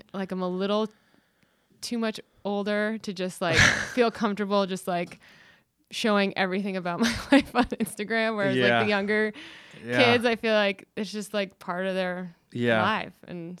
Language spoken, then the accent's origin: English; Wilmington, Vermont, United States; So I grew up in Southern Vermont in Wilmington at Mount Snow. I sort of liken my childhood to like, I was like a ski industry brat, which is like an army brat.